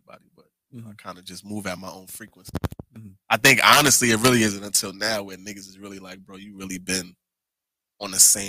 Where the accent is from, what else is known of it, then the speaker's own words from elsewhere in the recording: New York City, New York, United States; I grew up in the 40 my whole life.